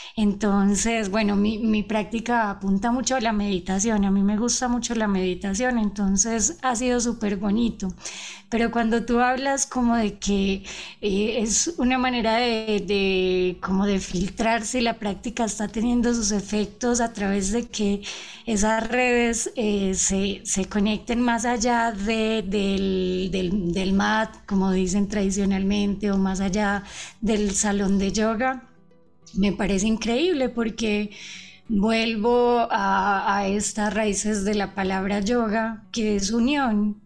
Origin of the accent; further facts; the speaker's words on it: Colombia; moved away as an adult; now in Ecuador; yo soy colombiano, pero yo vivo hace siete años en el Ecuador